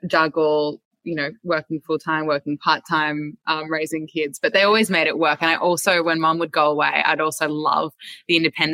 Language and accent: English; Avalon, New South Wales, Australia; growing up in Avalon was a really special place. I went to Avalon Public School.